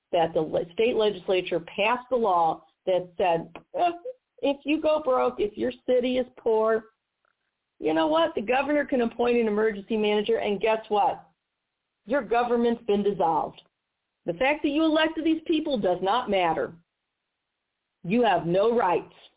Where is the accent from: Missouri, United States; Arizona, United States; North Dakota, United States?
Missouri, United States; St. Louis; my hometown of St. Louis